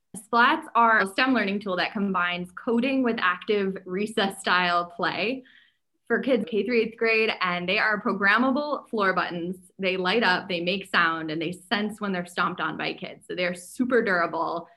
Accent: New Hampshire, United States; I grew up in New Hampshire

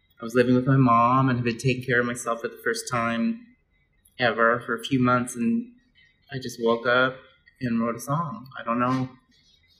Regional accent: Seattle, Washington, United States; also born or lived in Des Moines, Iowa; we moved to Seattle when I was like 6, 7

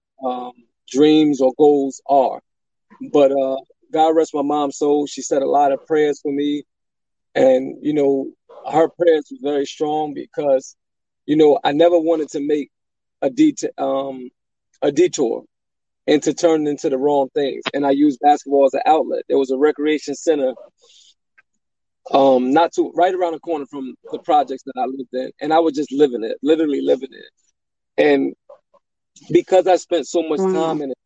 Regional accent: Elizabeth, New Jersey, United States; I'm from Elizabeth, New Jersey, born and raised.

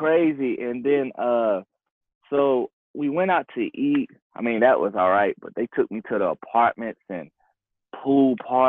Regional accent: the South, United States; moved away as an adult; also born or lived in Rhode Island; it was a culture shock for me, you know, coming from down south and moving all the way up north, dealing with the weather, the food.

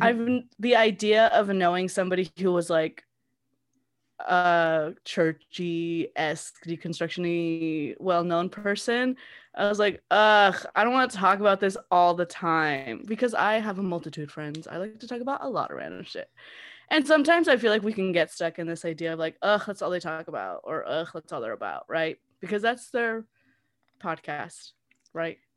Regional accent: Southern California, United States; I grew up in Southern California my whole life

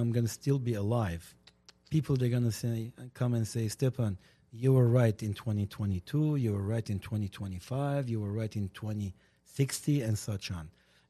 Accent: Lebanon; English is a second language; moved away as an adult; now in United States; I was same as a Govga Sahai in 1981. I came from Lebanon over here. I was the macho Armenian

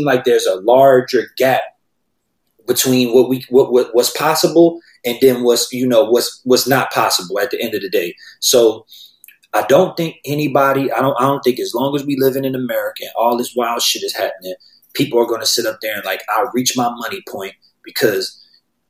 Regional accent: New Orleans, Louisiana, United States; now in Los Angeles, United States; I grew up in New Orleans

